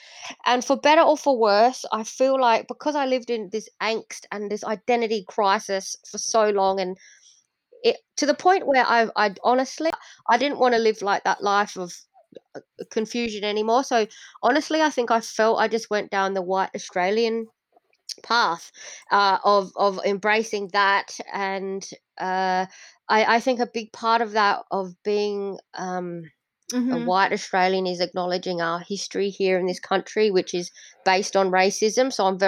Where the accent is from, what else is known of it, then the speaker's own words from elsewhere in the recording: Indonesia; born there; I know that I was born in Indonesia, but I didn't have the opportunity to become Indonesian because I didn't know the food.